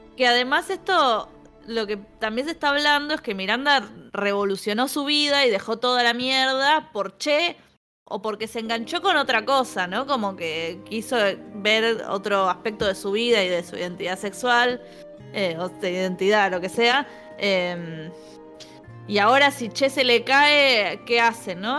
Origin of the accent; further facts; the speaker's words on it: Buenos Aires, Argentina; los porteños que no nos gusta viajar